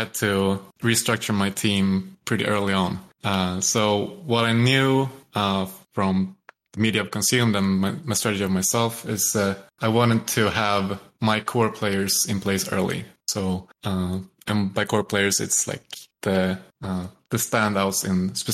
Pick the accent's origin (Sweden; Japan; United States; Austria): Sweden; I grew up playing football in Sweden